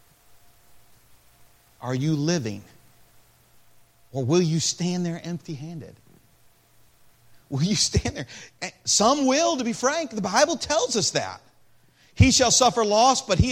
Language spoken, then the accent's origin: English; Peoria, Illinois, United States; I was born in Peoria, Illinois.